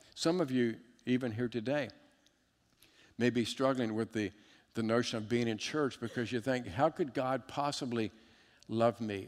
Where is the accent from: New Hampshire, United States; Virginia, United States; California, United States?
Virginia, United States; Richmond; I was raised in, in just outside of Richmond, Virginia in the 70s